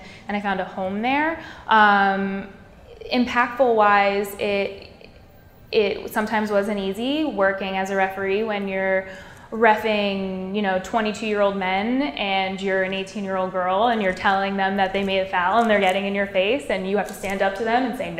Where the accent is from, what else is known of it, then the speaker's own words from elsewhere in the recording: Toms River, New Jersey, United States; I grew up in Toms River, New Jersey, born and raised.